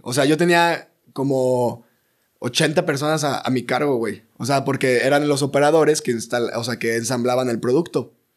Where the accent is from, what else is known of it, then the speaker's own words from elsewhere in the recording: Ciudad Mante, Tamaulipas, Mexico; yo soy de Ciudad Mante, Tamaulipas